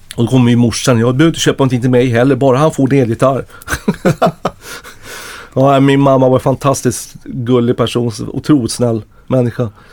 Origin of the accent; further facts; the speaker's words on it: Stockholm, Stockholm County, Sweden; under hela min uppväxt liksom i norra Ängby